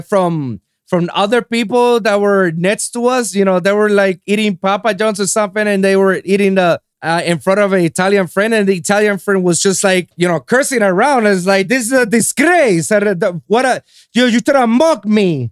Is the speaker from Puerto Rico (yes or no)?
yes; San Juan, Puerto Rico; moved away as an adult; now in United States; I'm from born and raised in San Juan, Puerto Rico